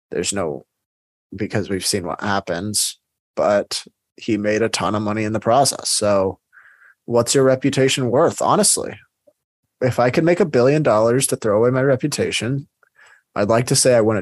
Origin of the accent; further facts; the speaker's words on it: South Africa; I'm South African, so I was just curious. We have very big companies here that have gone international.